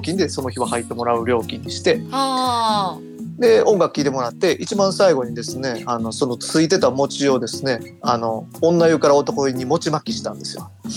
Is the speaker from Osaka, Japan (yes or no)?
yes; Toyonaka, Osaka, Japan; 僕あの、生まれも 育ちもその大阪の豊中ってとこで